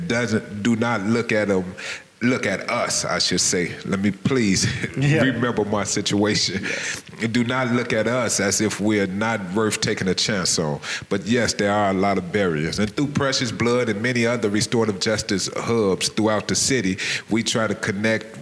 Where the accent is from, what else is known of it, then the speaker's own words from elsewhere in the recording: Chicago, Illinois, United States; I'm from Chicago, Illinois. I graduated from Dunbar Vocational High School